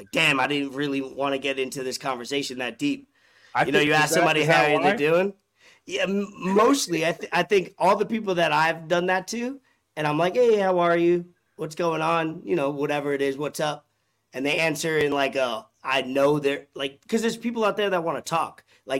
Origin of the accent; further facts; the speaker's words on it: New York, United States; I'm a New Yorker.